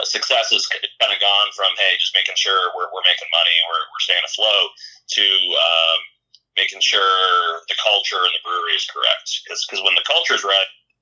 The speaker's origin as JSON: {"language": "English", "town": "Chicago", "region": "Illinois", "country": "United States", "tie": "born or raised there", "also_born_or_lived": "Iowa City, Iowa", "moved": "as an adult", "said": "So I grew up, I'm from Chicago originally."}